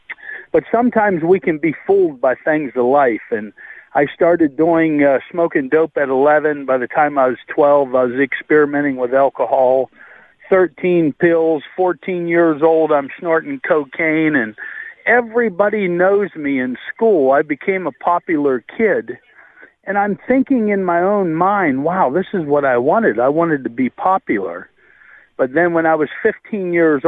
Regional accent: North Dakota, United States; I was born in North Dakota.

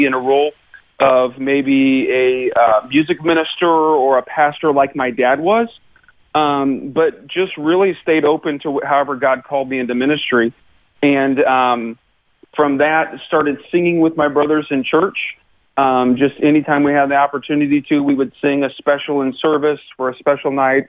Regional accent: Lincoln, Illinois, United States; now in Georgia, United States; I was born in Lincoln, Illinois. It's right in the center of the state of Illinois

